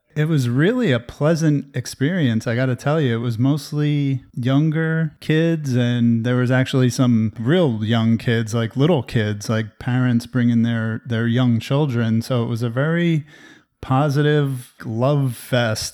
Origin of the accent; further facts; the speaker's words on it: New Jersey, United States; moved away; a tradition that I grew up with in New Jersey